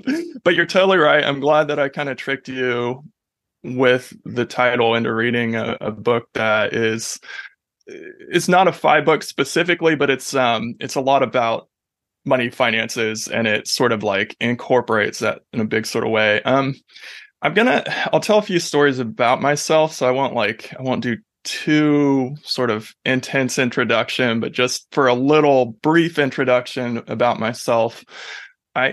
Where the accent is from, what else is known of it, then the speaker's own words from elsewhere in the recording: Ohio, United States; also born or lived in Pacific Northwest / New Zealand; And I'm from Ohio originally, so I have these sort of roots in those three places